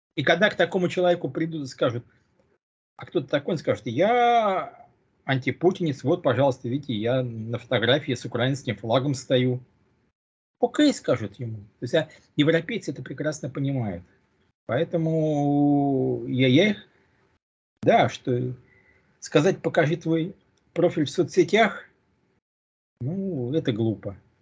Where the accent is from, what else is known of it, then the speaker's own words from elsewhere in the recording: Russia; moved away; я родился в России